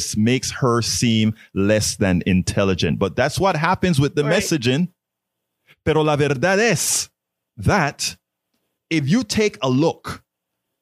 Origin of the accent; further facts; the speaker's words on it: Panama; now in United States; Yo soy originalmente de Panamá. I'm originally from Panama